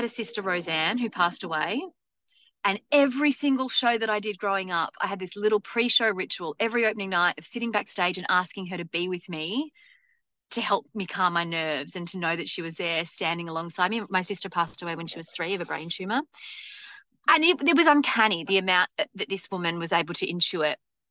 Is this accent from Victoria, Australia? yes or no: no; Wollongong, New South Wales, Australia; also born or lived in Melbourne; Wollongong, which was my hometown.